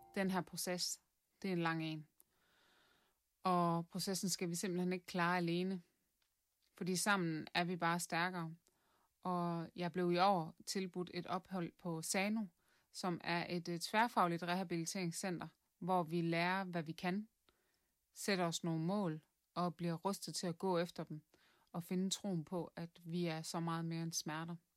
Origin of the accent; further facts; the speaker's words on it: Southern Jutland, Southern Denmark, Denmark; moved away as an adult; now in Viborg, Denmark; Jeg kommer fra Sønderjylland